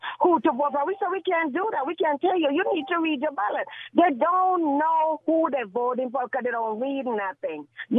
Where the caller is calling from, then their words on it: Gardena, California, United States; I'm calling from Compton. I'm Gardena, really.